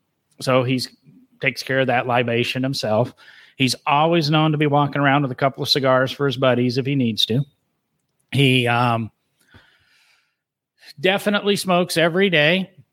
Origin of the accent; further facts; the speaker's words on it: Illinois, United States; I'm from Illinois